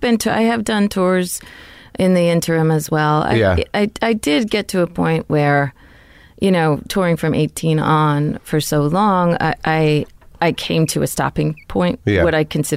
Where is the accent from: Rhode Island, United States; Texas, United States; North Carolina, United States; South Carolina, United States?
Rhode Island, United States; Newport; I mean, we're all from Newport, which is a very small place.